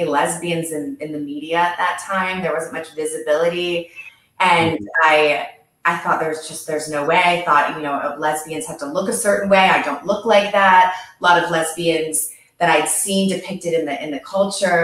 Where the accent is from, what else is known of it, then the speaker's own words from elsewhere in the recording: Westport, Connecticut, United States; I grew up in Westport, Connecticut